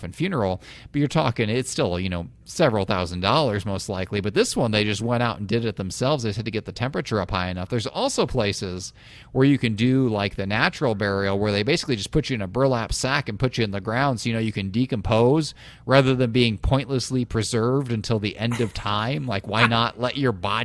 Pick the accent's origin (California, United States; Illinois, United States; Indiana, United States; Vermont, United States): Illinois, United States; also born or lived in Iowa; I grew up in Illinois, and we were evenly split between, like, Cardinals country and Cubs country